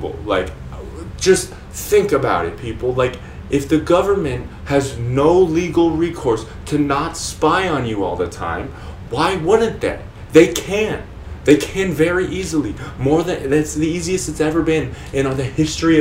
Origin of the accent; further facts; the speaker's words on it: California, United States; also born or lived in Florida; I'm from California